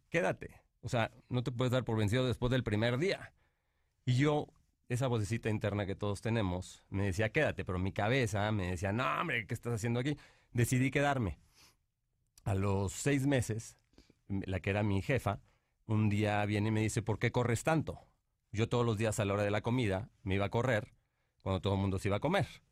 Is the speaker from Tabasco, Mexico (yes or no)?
no; Monterrey, Nuevo León, Mexico; moved away; also born or lived in Mexico City; Nací aquí en la Ciudad de México, este, pero crecí en Monterrey.